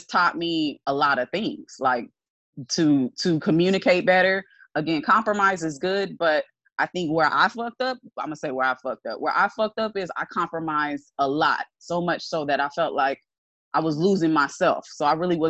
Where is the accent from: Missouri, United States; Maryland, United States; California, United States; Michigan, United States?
California, United States; Los Angeles beach cities; I'm like Beach City.